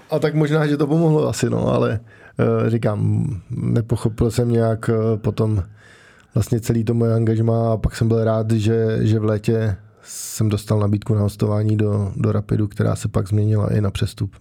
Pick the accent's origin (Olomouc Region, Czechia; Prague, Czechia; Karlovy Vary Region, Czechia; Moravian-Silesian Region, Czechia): Prague, Czechia; já jsem vlastně od malička bydlel v Praze